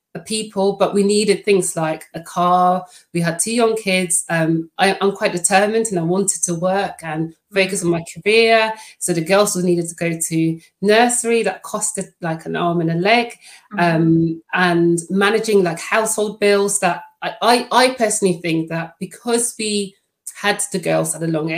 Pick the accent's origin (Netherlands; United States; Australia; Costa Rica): Netherlands; first language Dutch; English is a second language; now in United Kingdom; I am Dutch